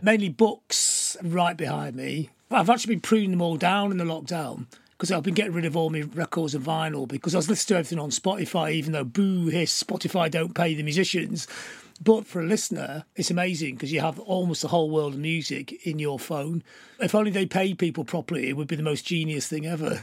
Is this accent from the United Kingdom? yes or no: yes; Blackpool, North West England, United Kingdom; now in Manchester, United Kingdom; growing up in Blackpool